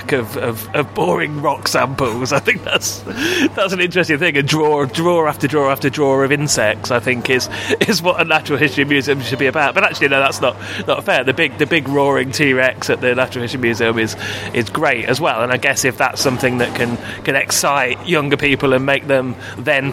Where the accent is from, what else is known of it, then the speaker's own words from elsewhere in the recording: Leicester, East Midlands, United Kingdom; also born or lived in London; now in Southend-on-Sea, United Kingdom; I'm from Leicester originally.